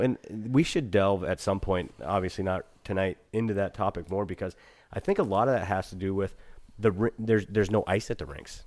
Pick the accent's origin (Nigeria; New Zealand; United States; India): United States; Eagle River, Alaska; growing up in Eagle Wood, uh, up above